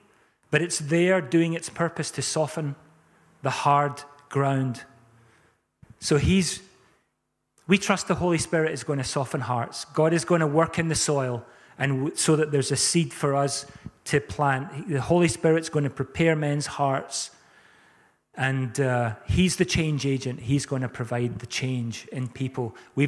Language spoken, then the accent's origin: English; South Africa; I was brought up in South Africa. We had violent hailstorms and rainstorms.